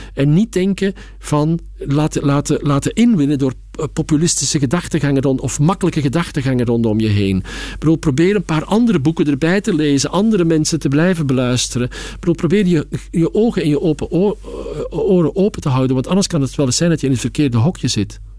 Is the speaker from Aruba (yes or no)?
no; Belgium; now in Amsterdam, Netherlands; ik ben gewoon een echte Belg